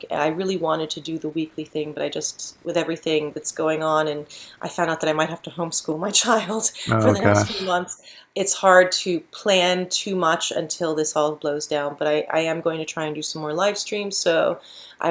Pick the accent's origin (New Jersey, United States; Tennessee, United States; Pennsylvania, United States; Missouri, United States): Tennessee, United States; I grew up in Tennessee with parents from Israel who were very liberal